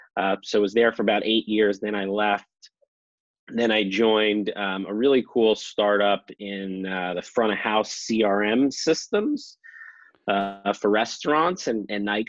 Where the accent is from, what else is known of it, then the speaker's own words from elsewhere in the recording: Scarsdale, New York, United States; also born or lived in Bloomington, Indiana; now in Cincinnati, United States; I grew up in Scarsdale, New York. It was about 30 minutes north of the city